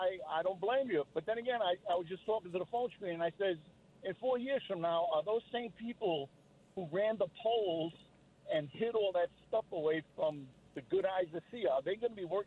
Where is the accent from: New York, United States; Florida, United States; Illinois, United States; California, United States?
New York, United States; New York City; I was born and raised in Brooklyn, New York.